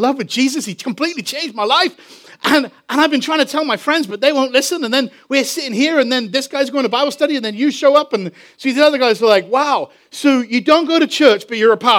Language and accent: English; England, United Kingdom; moved away; I'm from England.